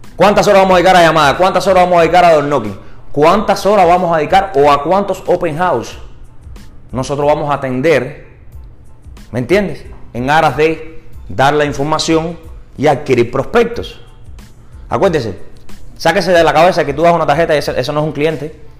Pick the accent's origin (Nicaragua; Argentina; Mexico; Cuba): Cuba; also born or lived in St. Petersburg, Florida; now in Tampa, United States; yo soy cubano